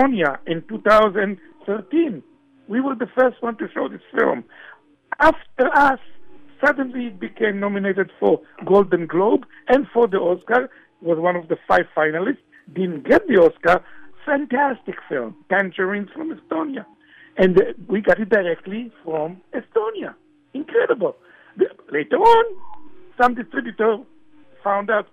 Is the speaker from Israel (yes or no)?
yes; Israel; moved away; in Israel, when I grew up